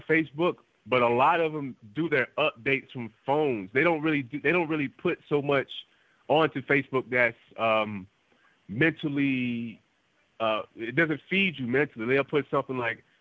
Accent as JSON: {"language": "English", "country": "United States", "said": "I'm African American"}